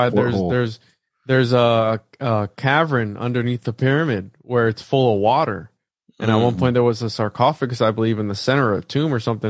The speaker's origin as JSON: {"language": "English", "country": "Puerto Rico", "moved": "yes", "said": "I'm from Puerto Rico, so I'm from the Caribbean."}